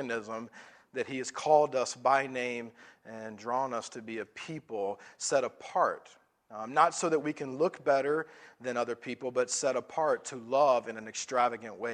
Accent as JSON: {"language": "English", "region": "the South", "country": "United States", "said": "I'm from the South"}